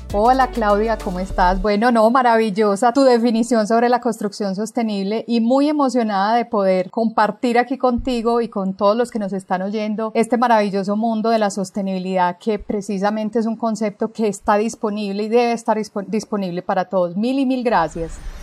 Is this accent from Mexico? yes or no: no; Colombia; como colombianos